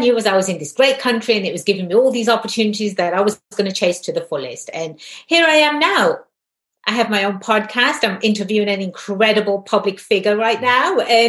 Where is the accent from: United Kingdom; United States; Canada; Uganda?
United Kingdom; England; In England, I'm Indian, but my ethnicity is Indian. My nationality is English. Right? I am a British person. In England, we don't say I'm an Indian English.